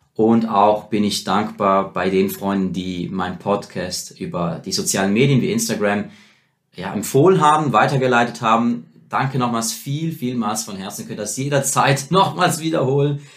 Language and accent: German; Rorschach, St. Gallen, Switzerland; bei der Wohnung, wo ich aufgewachsen bin, in äh, Rorschach